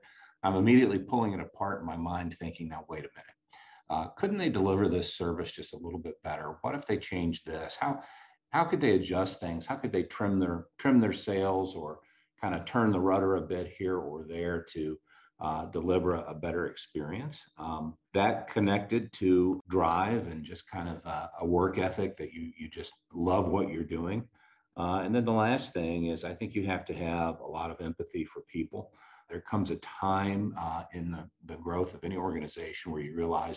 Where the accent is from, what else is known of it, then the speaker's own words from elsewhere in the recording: Columbia, Missouri, United States; I'm from Columbia, Missouri, which is a leafy green college town in the middle of flyover country